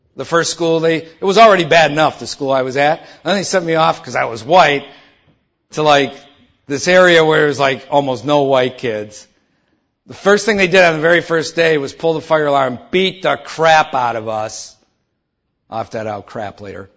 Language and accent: English; Detroit, Michigan, United States; I grew up in Detroit